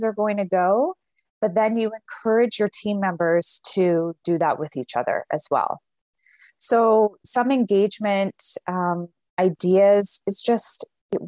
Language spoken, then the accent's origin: English; Canada; We're Canadian